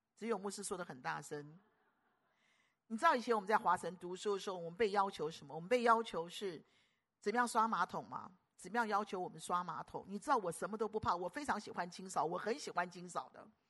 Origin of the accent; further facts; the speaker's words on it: Guangdong, China; 我们广东人讲要够烦的